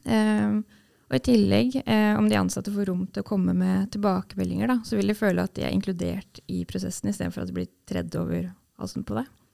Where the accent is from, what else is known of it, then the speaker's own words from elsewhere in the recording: Sarpsborg, Østfold, Norway; jeg er fra Sarpsborg